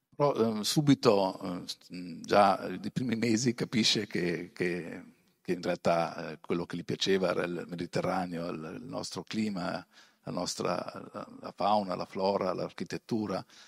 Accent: Bressanone, Trentino-Alto Adige, Italy; io sono di Bressanone, in provincia di Bolzano. Poi vedrete però i miei, le mie origini, i miei genitori vengono dalla Calabria, però sono trasferiti a Bolzano, è il primo capoguerra, io sono nato lì, sono cresciuto lì

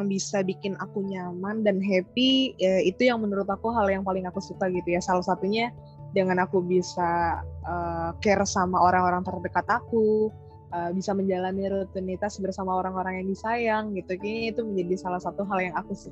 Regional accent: Bekasi, West Java, Indonesia; aku dulu pas kecil aku tinggal di Bekasi sih kak. Alhamdulillah sampai besar uh, aku nggak pindah-pindah.

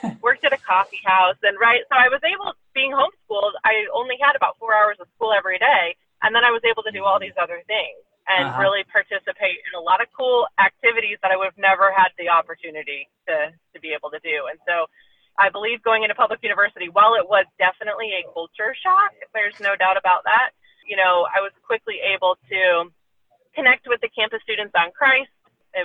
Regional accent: Burlington, Iowa, United States; I grew up in Burlington, Iowa, right on the Mississippi.

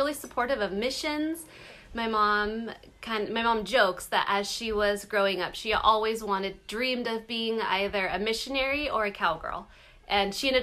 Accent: California, United States; I grew up in California in this little teeny tiny town

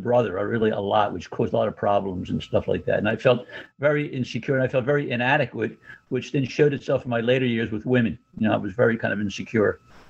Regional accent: Philadelphia, Pennsylvania, United States; also born or lived in New York; I'm born and raised in Philadelphia, South Philadelphia, which is a heavily Italian-American community, kind of like Brooklyn, you know.

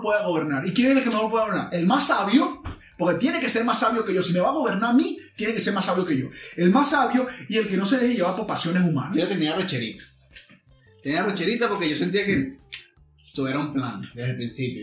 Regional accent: Zulia, Venezuela; moved away; yo soy de un pueblo pequeño de, la costa oriental, no soy de Maracaibo

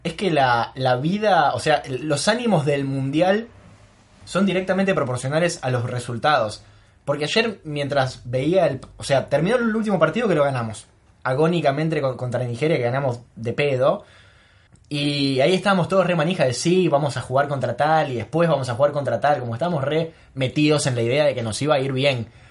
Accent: Argentina; nosotros somos Argentina, somos los representantes en el mundo de los mejores

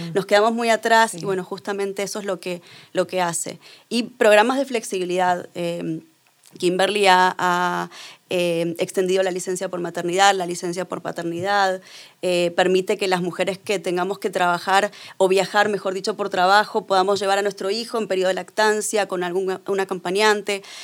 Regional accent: Argentina; yo soy argentina

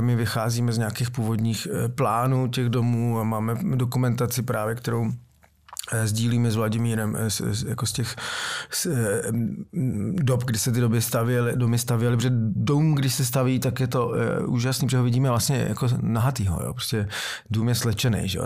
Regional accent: Prague, Czechia; jsem stoprocentní Pražák

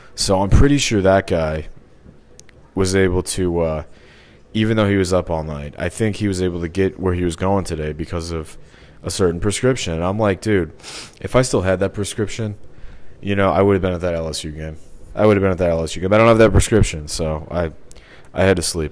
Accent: Missouri, United States; I'm from Missouri.

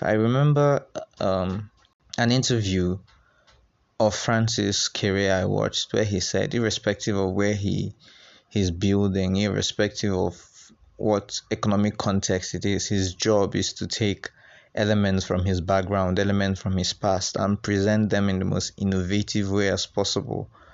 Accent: Nigeria; us as young Nigerian architects

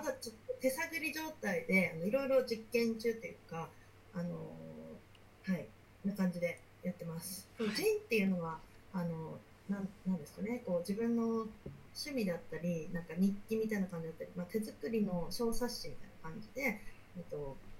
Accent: Akita, Japan; その秋田で、まあ、生まれ育って

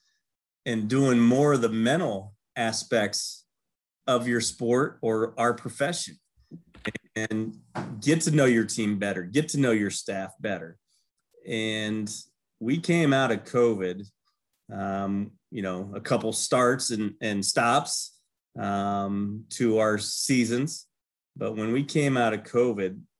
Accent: Celina, Ohio, United States; growing up in Salina, Ohio

